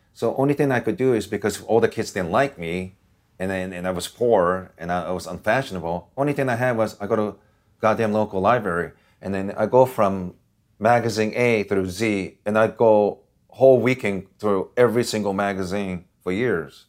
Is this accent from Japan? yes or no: yes; Osaka, Japan; also born or lived in Washington State, United States; now in Los Angeles, United States; where I grew up in Japan, I didn't live too far from Red Light District in Osaka, Japan.